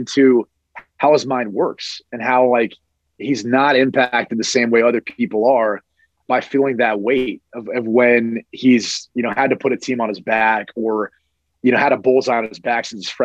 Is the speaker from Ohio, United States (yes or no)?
yes; Columbus, Ohio, United States; I'm from Columbus